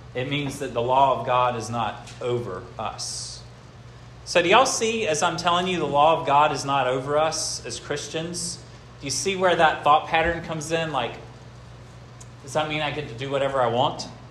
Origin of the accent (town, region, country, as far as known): United States